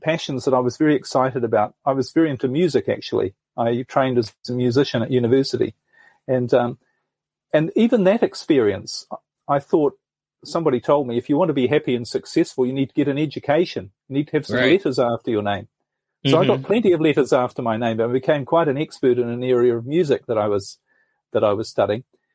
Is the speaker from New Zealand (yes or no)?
yes; New Zealand; moved away as an adult; I'm originally from New Zealand, actually, and I spent most of my life there.